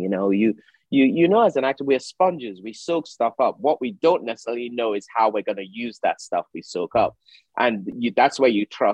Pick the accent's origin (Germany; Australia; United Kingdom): United Kingdom; also born or lived in Nigeria; as a British Nigerian